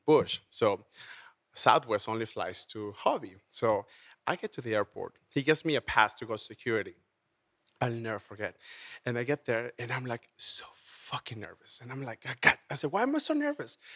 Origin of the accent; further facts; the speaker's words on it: Mexico; also born or lived in Houston; now in Las Vegas, United States; I was born and raised in Mexico.